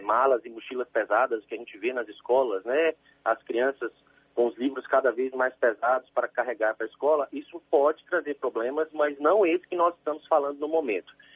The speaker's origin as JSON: {"language": "Portuguese", "town": "Campina Verde", "region": "Minas Gerais", "country": "Brazil", "tie": "born or raised there", "also_born_or_lived": "Rio de Janeiro", "moved": "as an adult", "lives_now": "Salvador, Brazil", "said": "eu sou natural do Triângulo Mineiro, lá de Minas Gerais, uma cidade que se chama Campina Verde"}